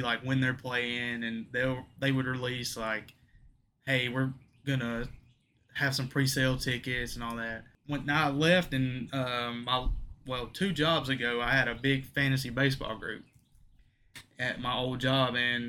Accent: Alabama, United States; I'm from Alabama. I've been in Alabama my whole life

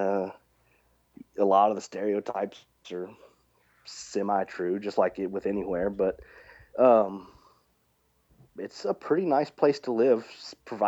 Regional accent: Lexington, Kentucky, United States; now in West Virginia, United States; I was born in Lexington, Kentucky, and my whole family's in Kentucky

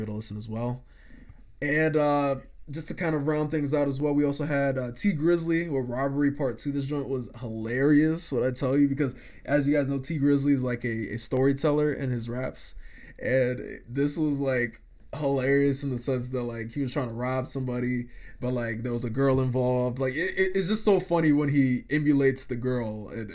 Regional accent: Ghana; as a Ghanaian myself

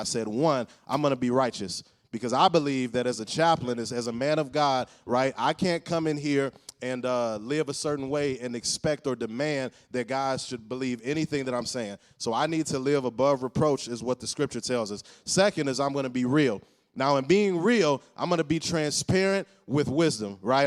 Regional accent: Cleveland, Ohio, United States; I'm from Cleveland, but working with the Cavs

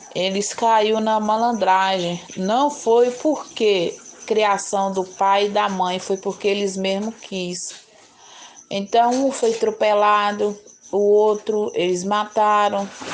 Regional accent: Governador Valadares, Minas Gerais, Brazil; also born or lived in São José da Safira, Minas Gerais; Porque eu vim para cá, para Valadares, eu sou de São José de Safira. Eu nasci, eu nasci lá, vim para cá, eu tinha dois anos de idade

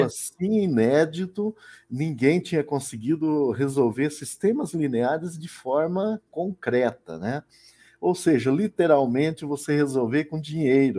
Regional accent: Paraná, Brazil; sou do Paraná

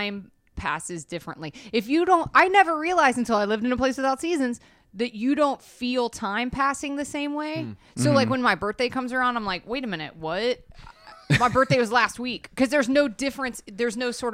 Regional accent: Atlanta, Georgia, United States; moved away as an adult; now in Los Angeles, United States; the city I grew up

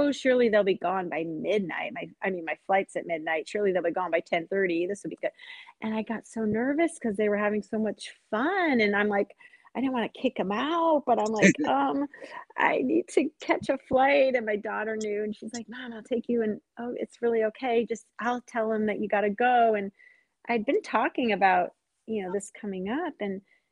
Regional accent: Seattle, Washington, United States; I'm from Seattle.

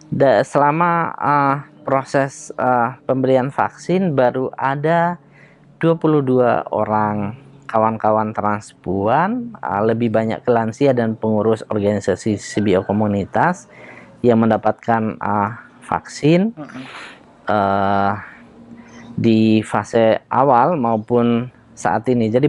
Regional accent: Bone, South Sulawesi, Indonesia; Di kampung saya di uh, Bugis Bone itu masyarakat uh, yang seperti saya ini banyak para pejuang

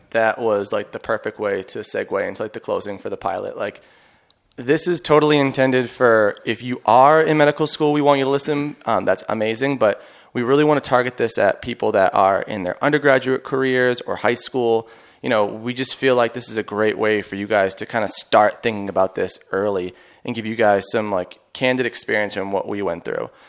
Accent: Boston, Massachusetts, United States; I'm from Boston

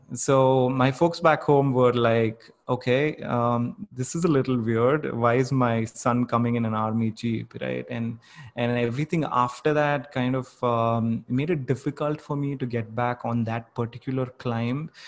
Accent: Bangalore, Karnataka, India; growing up in Bangalore

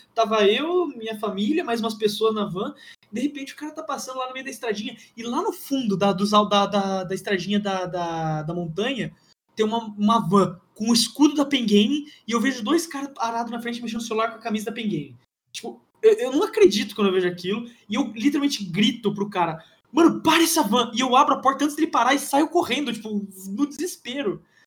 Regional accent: Campinas, São Paulo, Brazil; eu sou, sou de Campinas

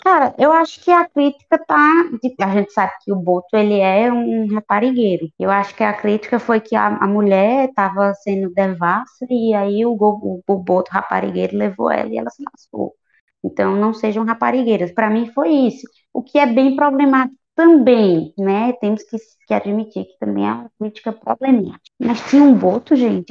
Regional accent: Northeast Brazil, Brazil; a gente é nordestina.

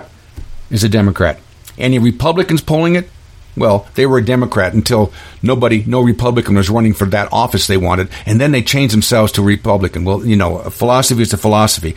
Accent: Klamath Reservation, Oregon, United States; I was raised in the Klamath Reservation

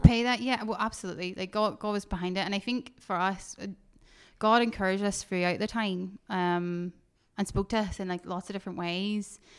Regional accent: Northern Ireland, United Kingdom; moved away as an adult; now in Fife, United Kingdom; I grew up, was born in Northern Ireland, grew up here

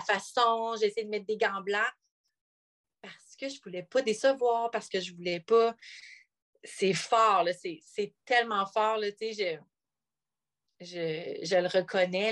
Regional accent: North Shore of Montreal, Quebec, Canada; now in Bromont, Canada; je viens de la nord de Montréal. Euh, j'ai grandi là pendant 25 ans à Pantigny

